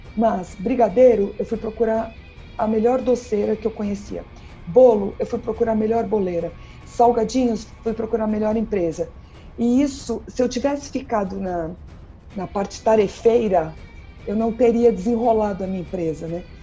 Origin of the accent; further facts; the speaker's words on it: São Paulo, Brazil; eu sou de São Paulo